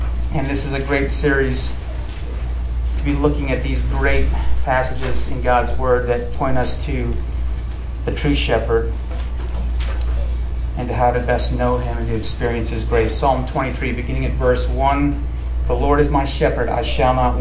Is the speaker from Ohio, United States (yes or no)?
yes; Akron, Ohio, United States; moved away as an adult; also born or lived in San Diego / Central Florida; I'm originally from Ohio